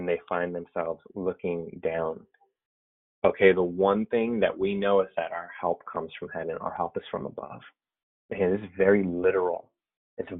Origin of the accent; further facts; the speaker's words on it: the Bay Area, California, United States; I'm from the Bay Area. I'm a lifelong Warriors fan. Grew up watching my dad watch the Warriors lose.